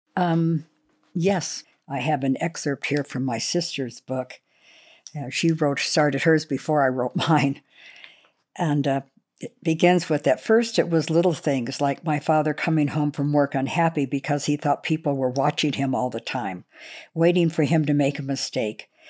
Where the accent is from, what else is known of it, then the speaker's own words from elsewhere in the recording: Los Angeles, California, United States; also born or lived in Oklahoma; I was born in Oklahoma at my grandfather's farm, and, uh, then I moved to Los Angeles when we were two, and I was raised in the Los Angeles area